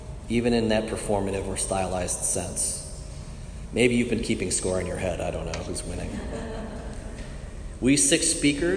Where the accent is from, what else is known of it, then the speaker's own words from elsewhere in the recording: Michigan, United States; moved away; also born or lived in Virginia / California; I'm a northerner from Michigan by way of Virginia and California